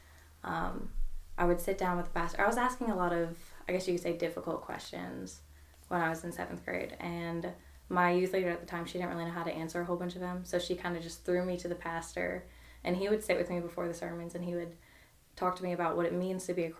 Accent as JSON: {"language": "English", "town": "Williamsburg", "region": "Virginia", "country": "United States", "tie": "born or raised there", "moved": "as an adult", "lives_now": "Murray, United States", "said": "I moved to Murray for school, so I'm from Williamsburg, Virginia."}